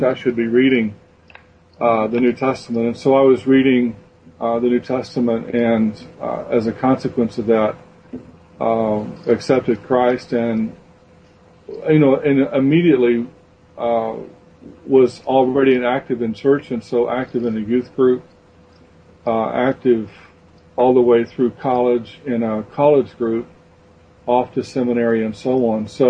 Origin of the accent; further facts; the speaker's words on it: West Texas, United States; I was raised in West Texas in a pretty traditional church